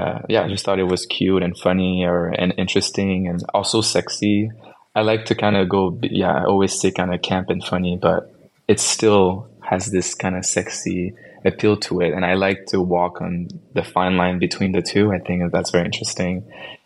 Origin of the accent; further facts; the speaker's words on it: Canada; I'm from Canada.